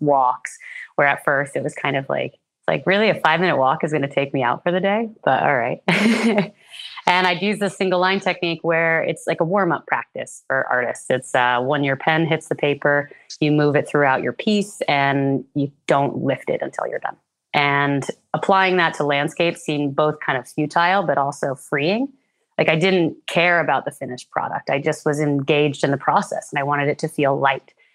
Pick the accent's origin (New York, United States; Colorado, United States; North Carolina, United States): New York, United States; Red Hook; now in British Columbia, Canada; I'm originally from New York State. I grew up in a small town called Red Hook, which is about two hours north of New York City along the Hudson River Valley region